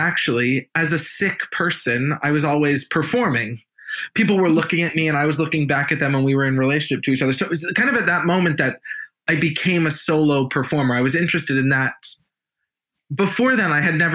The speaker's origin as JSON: {"language": "English", "country": "United States", "said": "I'm American."}